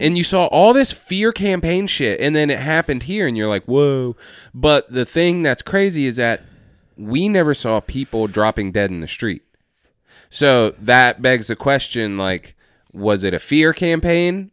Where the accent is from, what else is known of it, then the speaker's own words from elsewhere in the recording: Atlanta, Georgia, United States; I'm from Atlanta